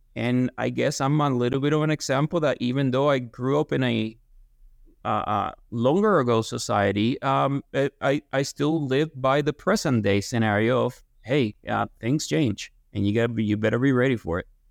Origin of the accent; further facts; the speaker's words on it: Guaynabo, Puerto Rico; moved away as an adult; also born or lived in Lexington, Kentucky; now in Ithaca, United States; I'm born and raised in, in Guaynabo, Puerto Rico, just southwest of San Juan